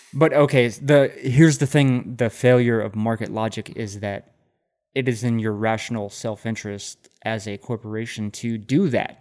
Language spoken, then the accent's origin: English; Central Texas, United States; now in Austin, United States; I am born and raised in Central Texas, mm-hmm. and I grew up on a fucking cattle ranch